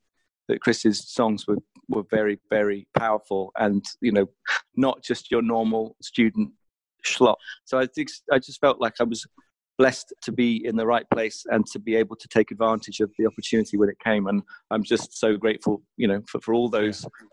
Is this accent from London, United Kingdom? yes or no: no; Southampton, South East England, United Kingdom; I had lived next door to a drummer when we were growing up in Southampton